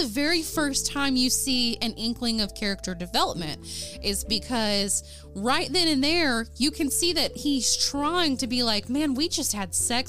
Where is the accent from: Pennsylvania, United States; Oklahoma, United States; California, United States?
Oklahoma, United States; I'm from Oklahoma.